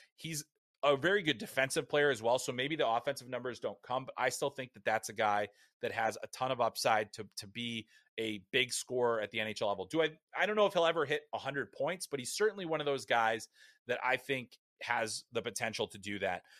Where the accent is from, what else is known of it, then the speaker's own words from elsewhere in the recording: United States; as an American